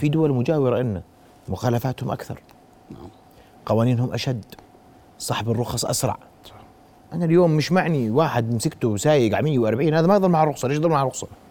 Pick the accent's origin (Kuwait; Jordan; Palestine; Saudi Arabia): Jordan